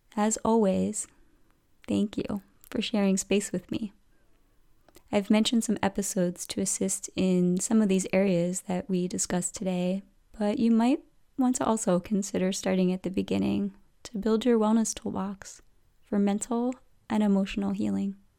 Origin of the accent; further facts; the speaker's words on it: outside the Philadelphia area, Pennsylvania, United States; moved away; I grew up kind of outside the Philadelphia area